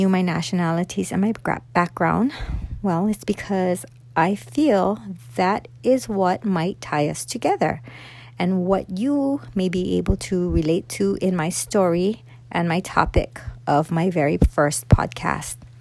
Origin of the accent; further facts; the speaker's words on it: Oahu, Hawaii, United States; i am a local girl, born and raised here on Oahu.